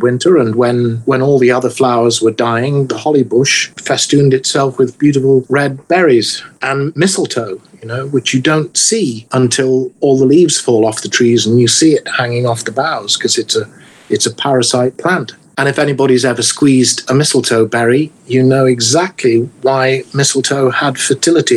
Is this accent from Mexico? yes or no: no; England, United Kingdom; moved away; growing up in England